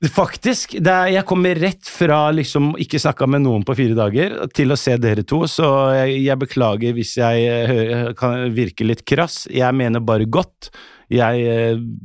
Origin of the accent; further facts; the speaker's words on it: Oslo, Norway; Som kid vokste jeg på Bøler, eh, et tøft miljø